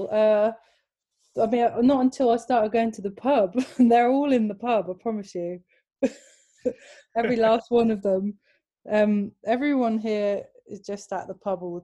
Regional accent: Northampton, East Midlands, United Kingdom; accent: English; also born or lived in Fife, Scotland; we moved down here when I was 7, which is why I have a bit of a weird accent now.

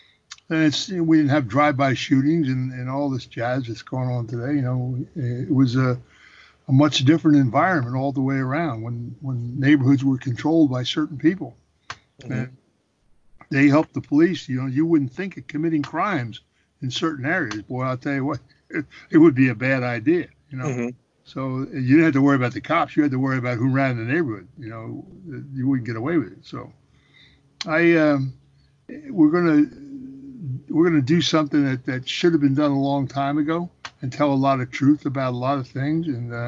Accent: Philadelphia, Pennsylvania, United States; when I was a kid growing up in Philadelphia, we never locked our front door.

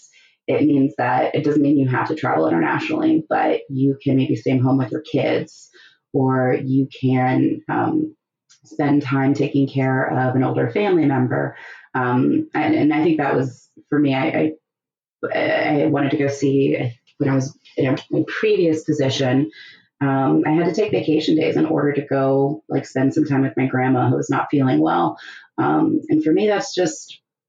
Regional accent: United States; moved away as an adult; I'm from America

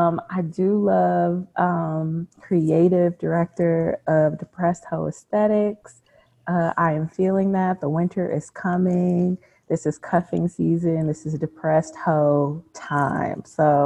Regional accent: New York, United States; Yo, it's like weird because I'm coming from New York and like there's space here, you know?

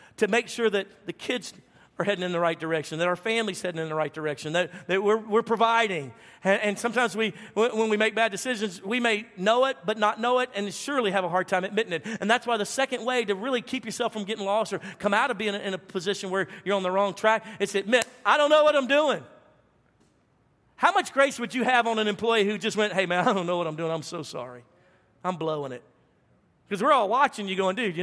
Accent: the South, United States; I'm from the South

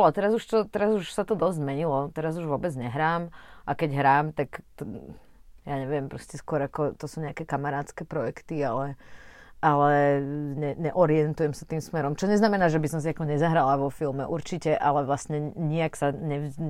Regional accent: Trnava, Trnava Region, Slovakia; also born or lived in Bratislava; ja som sa narodila v Trnave, uh, vlastne rok pred revolúciou

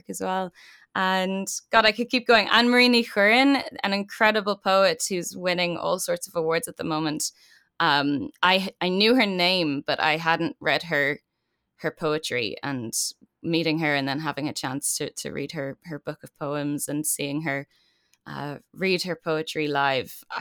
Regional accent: Ireland; now in New York, United States

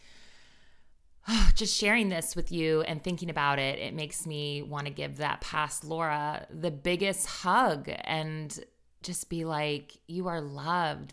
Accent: Northern Virginia, United States; I grew up in Northern Virginia

